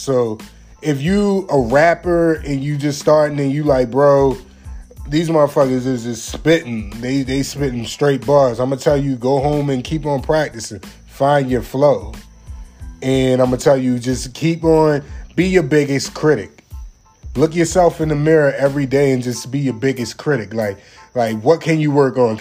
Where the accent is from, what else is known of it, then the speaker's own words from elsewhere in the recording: Maryland, United States; now in Jacksonville, United States; I can't leave my hometown out. Everybody in the 410-443